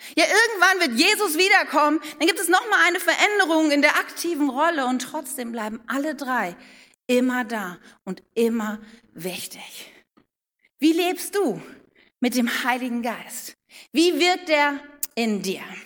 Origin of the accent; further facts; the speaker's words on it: Wuppertal, North Rhine-Westphalia, Germany; ich bin in Wuppertal geboren